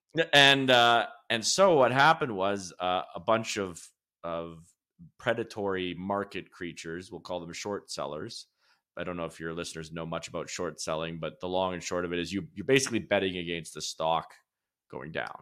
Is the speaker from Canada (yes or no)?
yes; Lacombe, Alberta, Canada; I was born in Lacombe, Alberta, which is a central Alberta town a little bit north of Red Deer